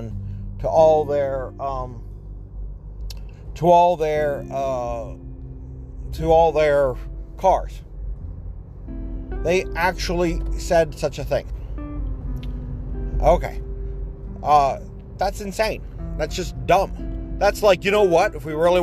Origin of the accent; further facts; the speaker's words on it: Ohio, United States; I'm from Ohio and we're in New York